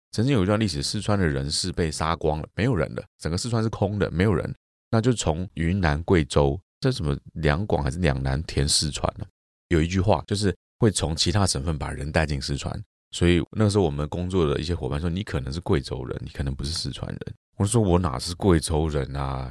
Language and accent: Chinese; Taiwan; 我们中国人或者是我们台湾人